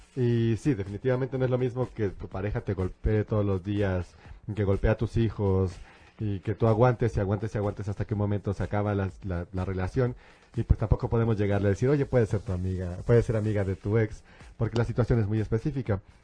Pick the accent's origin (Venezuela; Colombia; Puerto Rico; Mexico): Mexico; San Luis Potosí; now in Mexico City, Mexico; nosotros somos de San Luis